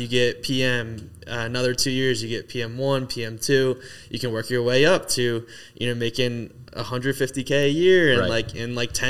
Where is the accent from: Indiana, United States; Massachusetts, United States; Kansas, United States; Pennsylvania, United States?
Pennsylvania, United States; Downingtown; moved away as an adult; also born or lived in Delaware; grew up, born and raised Downingtown, Pennsylvania.